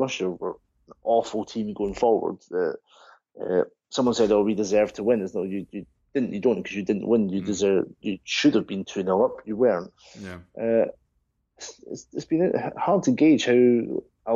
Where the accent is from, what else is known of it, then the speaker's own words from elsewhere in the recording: Scotland, United Kingdom; as a Scotsman